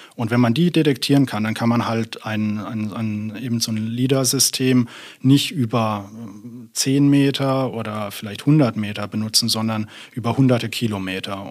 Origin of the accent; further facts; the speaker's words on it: near Karlsruhe, Baden-Württemberg, Germany; moved away as an adult; also born or lived in Berlin / Munich; now in Münster, Germany; ich bin gebürtiger Berliner, aber in Süddeutschland in der Nähe von Karlsruhe aufgewachsen und bin dann zum Promovieren hier nach Münster gekommen.